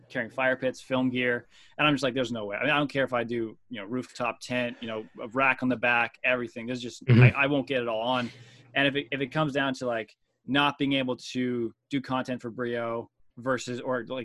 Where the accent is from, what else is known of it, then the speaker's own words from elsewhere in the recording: Ontario, Canada; moved away as an adult; now in Lancaster, United States; I'm from Ontario originally, grew up there.